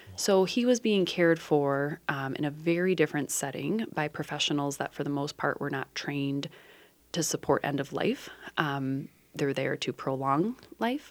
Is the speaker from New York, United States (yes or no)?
no; Dubuque, Iowa, United States; in my hometown of Dubuque, Iowa when I was fourteen